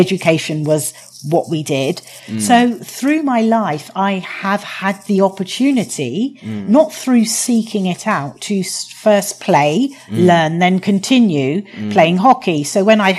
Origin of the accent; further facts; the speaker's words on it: London, United Kingdom; accent: posh English; also born or lived in Guyana; I went to a state primary and state secondary school, Catholic, in Southwest London in Clapham